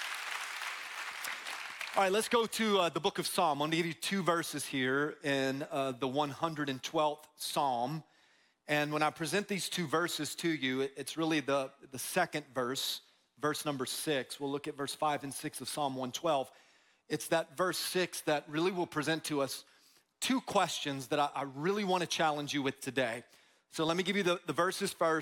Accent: Tampa, Florida, United States; We grew up in Tampa, grew up in Florida, a lot of palm trees

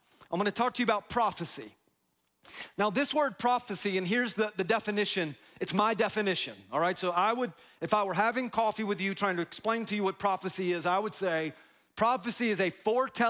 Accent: Tampa, Florida, United States; I'm from Tampa

